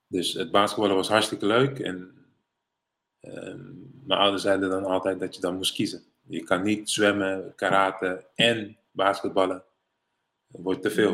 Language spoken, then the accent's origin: Dutch; Rotterdam, South Holland, Netherlands; also born or lived in Suriname / United States; ik ben geboren en getogen in Rotterdam-West.